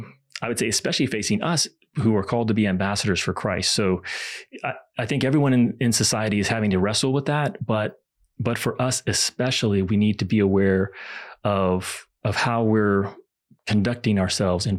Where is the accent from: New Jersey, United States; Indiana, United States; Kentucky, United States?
Kentucky, United States; I grew up in Kentucky